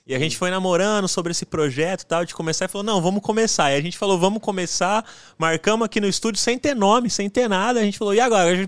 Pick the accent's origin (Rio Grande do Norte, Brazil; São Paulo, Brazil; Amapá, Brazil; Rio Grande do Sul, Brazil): São Paulo, Brazil; José Bonifácio; E ainda mais na minha cidade, que eu sou lá de José Bonifácio, é interiorzão, cara.